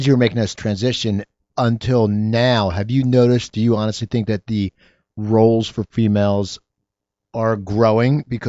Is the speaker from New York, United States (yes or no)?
no; Pennsylvania, United States; I love that show because I grew up near Philadelphia